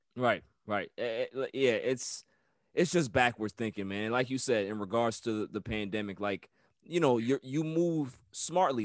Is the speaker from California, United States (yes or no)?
no; New York City, New York, United States; I'm from Queens